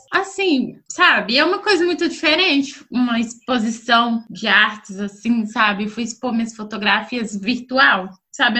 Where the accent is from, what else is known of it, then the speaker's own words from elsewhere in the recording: Belo Horizonte, Minas Gerais, Brazil; moved away; sou de Belo Horizonte, mas atualmente não estou morando em Belo Horizonte, mas vou voltar para Belo Horizonte.